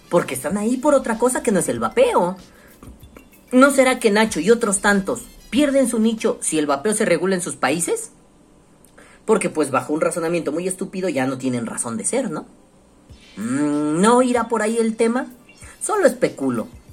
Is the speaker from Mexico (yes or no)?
yes; Mexico; aquí en mi país